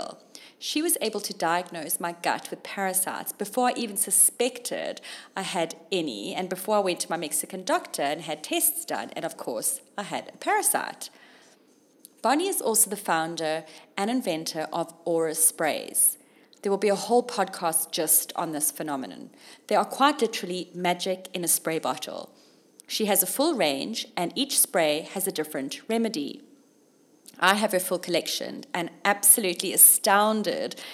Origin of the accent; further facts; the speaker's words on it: Durban, KwaZulu-Natal, South Africa; moved away as an adult; also born or lived in Zimbabwe / London, United Kingdom; Durban, my hometown.